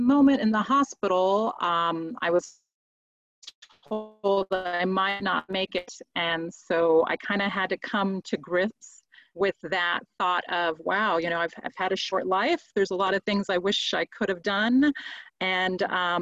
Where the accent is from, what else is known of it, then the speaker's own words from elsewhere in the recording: Spain; moved away; I was raised in Spain as a Catholic.